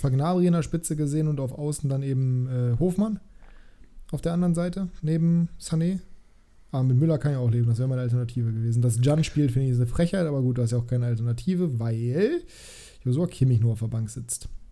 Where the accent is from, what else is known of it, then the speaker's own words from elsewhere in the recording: Germany; ich bin ja selber Deutscher